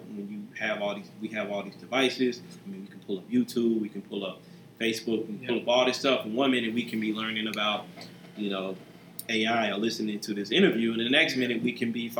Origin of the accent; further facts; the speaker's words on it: the South, United States; So, you know, me, you know, I'm from the South.